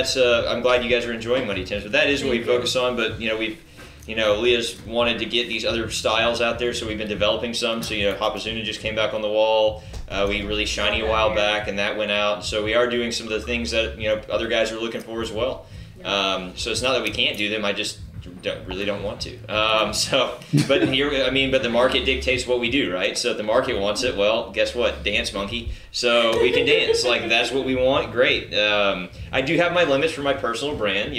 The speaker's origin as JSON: {"language": "English", "town": "Spring", "region": "Texas", "country": "United States", "tie": "born or raised there", "said": "I grew up in the Spring Klein area"}